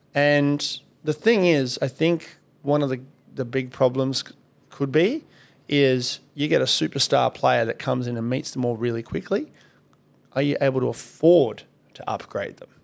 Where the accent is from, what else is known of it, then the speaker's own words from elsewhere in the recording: Kalgoorlie, Western Australia, Australia; I grew up in Kalgoorlie.